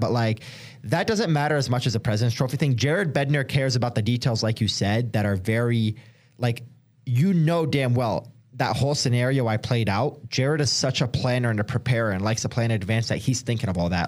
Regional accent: Detroit, Michigan, United States; now in Denver, United States; a lot of people move here from out of state, which I'm one of them. Like, I'm from Detroit.

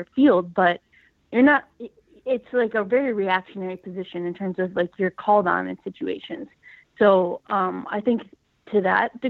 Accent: Buffalo, New York, United States; moved away as an adult; I grew up in Buffalo, New York, played at Narden Academy

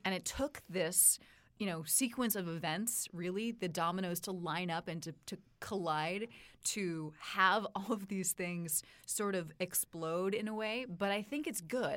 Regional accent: Palo Alto, California, United States; grew up in Palo Alto, Silicon Valley.

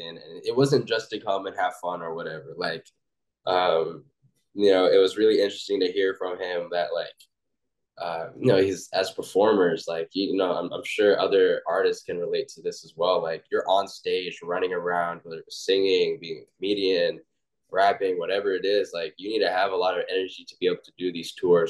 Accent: Oklahoma, United States; I'm from Oklahoma

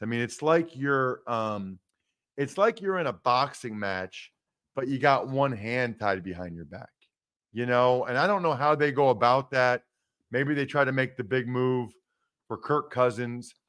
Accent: Reading, Pennsylvania, United States; moved away; I'm from Reading, Pennsylvania, in particular, why I'm missing Pennsylvania, which is the same hometown as Taylor

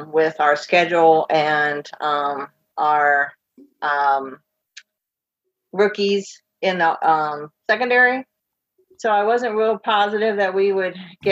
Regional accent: Virginia, United States; I grew up actually in Virginia

